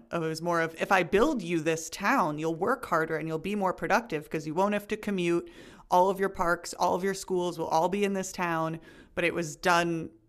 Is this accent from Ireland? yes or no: no; United States; me as an American